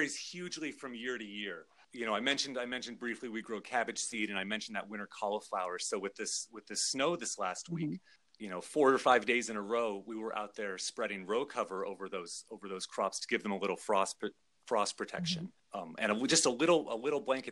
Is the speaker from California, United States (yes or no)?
no; Juneau, Alaska, United States; moved away as an adult; I grew up in Juneau, Alaska